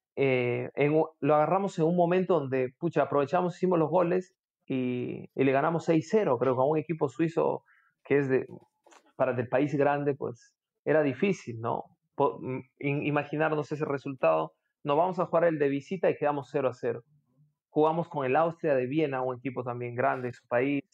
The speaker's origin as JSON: {"language": "Spanish", "town": "Chachapoyas", "region": "Amazonas", "country": "Peru", "said": "Mi papá sí es, pero yo soy de Chachapoyas"}